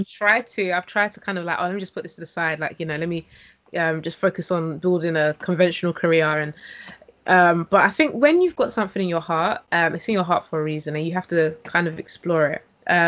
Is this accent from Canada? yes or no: no; London, United Kingdom; Yes, East London.